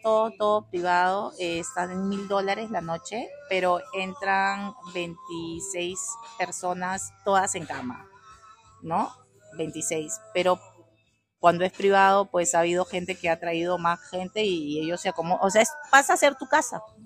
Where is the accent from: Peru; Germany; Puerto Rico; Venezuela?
Peru; now in Costa Rica; Yo soy peruana. Mi mamá es española, mi papá peruano.